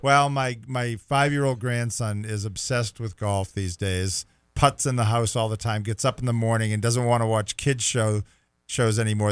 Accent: Rockport, Massachusetts, United States; I grew up in Rockport, Massachusetts

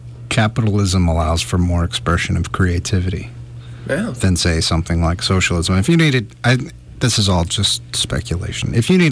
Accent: United States; being American

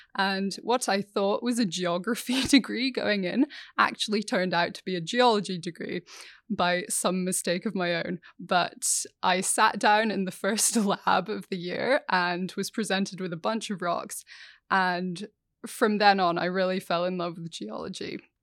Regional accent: Scotland, United Kingdom; growing up in Scotland, the only flies we had were midges

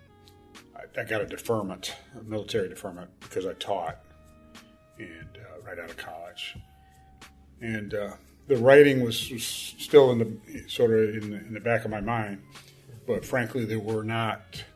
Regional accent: Gary, Indiana, United States; moved away as an adult; also born or lived in Cincinnati, Ohio / Chicago; Born in Cincinnati, Ohio, but I grew up in Gary, Indiana

